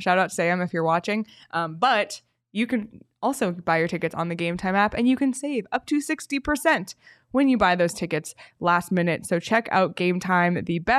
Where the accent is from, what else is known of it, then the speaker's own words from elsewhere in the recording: Canada; but as a Canadian where the Hawaiian pizza originated, I love pineapple on pizza.